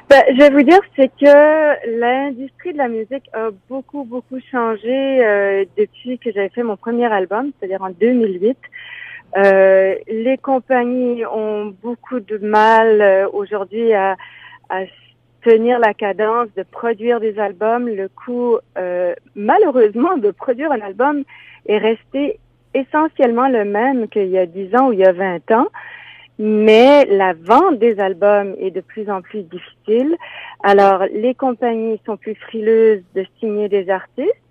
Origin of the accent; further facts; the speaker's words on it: Moncton, New Brunswick, Canada; je suis née donc à Moncton, au Nouveau-Brunswick, puis là-bas, ben, je faisais beaucoup de musique quand j'étais petite